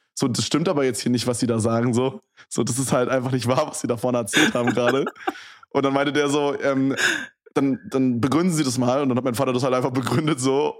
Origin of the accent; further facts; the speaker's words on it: Berlin, Germany; in Köpenick bin ich halt aufgewachsen